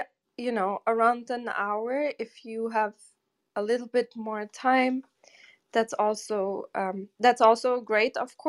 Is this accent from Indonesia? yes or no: no; Germany; moved away as an adult; also born or lived in Portugal / Cape Cod, United States; now in New York City, United States; I grew up most of the time in Germany